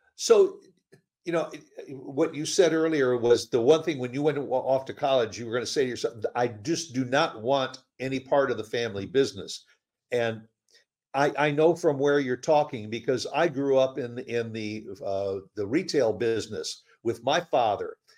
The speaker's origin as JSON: {"language": "English", "town": "Chicago", "region": "Illinois", "country": "United States", "moved": "yes", "said": "I'm from Chicago originally"}